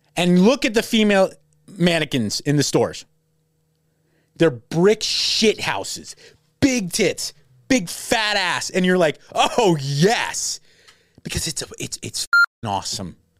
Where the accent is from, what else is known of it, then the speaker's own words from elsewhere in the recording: Los Angeles, California, United States; I'm from LA.